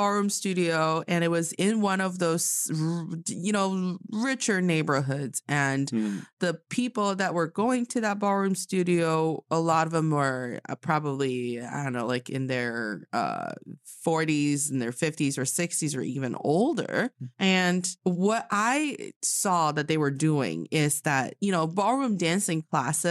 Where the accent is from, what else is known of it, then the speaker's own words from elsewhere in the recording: Changchun, Jilin, China; now in Beijing, China; I'm from Changchun City in Jilin Province